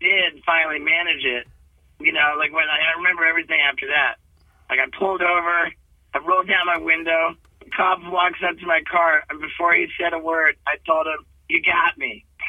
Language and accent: English; Connecticut, United States; also born or lived in England / Brazil / Venezuela; I was born in England and, you know, my family moved to Brazil when I was just 6 months old. I spoke my first words in Portuguese. We moved to Venezuela when I was two and I spoke Spanish in nursery school. We moved to Connecticut when I was four